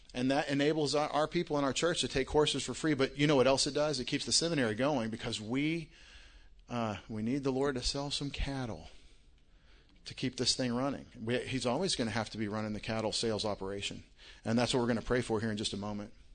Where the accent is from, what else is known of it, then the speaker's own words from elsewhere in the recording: Longview, Texas, United States; moved away as an adult; now in Connecticut, United States; I'm from Longview, Texas. Don't, don't think I'm from Connecticut. I, I live in Connecticut